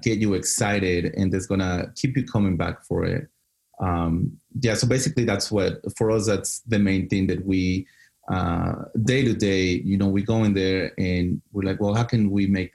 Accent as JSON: {"language": "English", "region": "Mexico City", "country": "Mexico", "tie": "born or raised there", "also_born_or_lived": "Dallas", "moved": "yes", "said": "I grew up in Mexico City"}